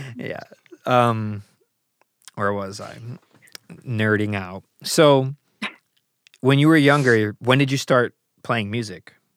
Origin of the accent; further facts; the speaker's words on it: Chicago, Illinois, United States; being an American, born and raised in Chicago